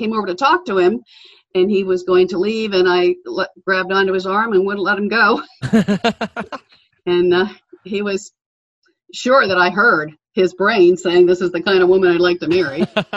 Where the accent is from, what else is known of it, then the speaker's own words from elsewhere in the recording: Pittsburgh, Pennsylvania, United States; also born or lived in Ohio; I grew up in the Pittsburgh area